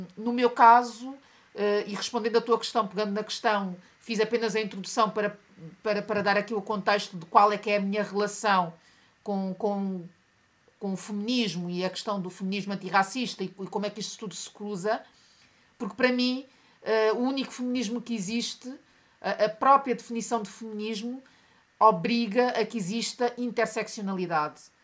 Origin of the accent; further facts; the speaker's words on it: Portugal; also born or lived in Mozambique; eu nasci em Moçambique, mas cresci em Portugal, portanto, todo o meu percurso escolar foi feito como minoria